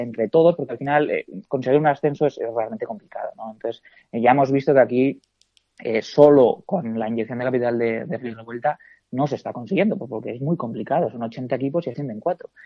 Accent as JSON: {"language": "Spanish", "region": "La Rioja", "country": "Spain", "said": "como riojano"}